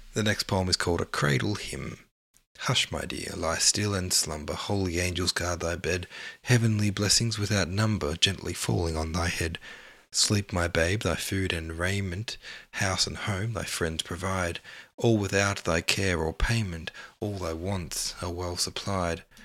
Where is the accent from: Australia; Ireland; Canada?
Australia; as an Australian